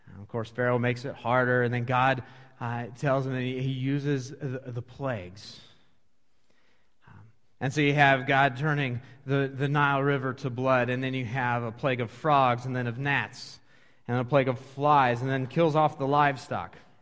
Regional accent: Washington, United States; moved away as an adult; now in Dubuque, United States; I grew up in Washington State, uh, came here to go to college

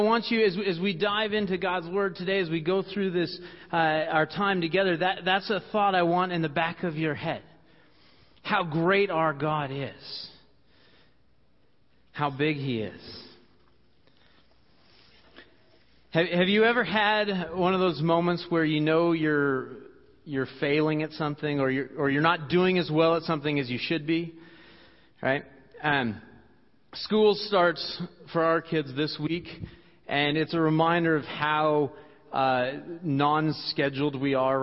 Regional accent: Washington, United States; now in Dubuque, United States; Growing up in Washington State

